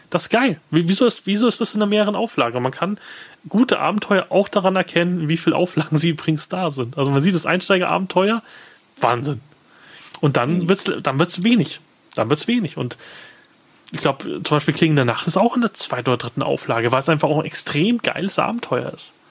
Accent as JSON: {"language": "German", "town": "Munich", "region": "Bavaria", "country": "Germany", "said": "Ich, gut, ich komme aus München."}